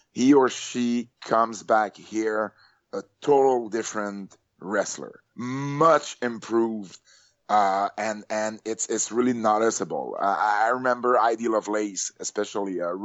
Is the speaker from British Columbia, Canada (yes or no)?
no; Montreal, Quebec, Canada; I am from Canada, Montreal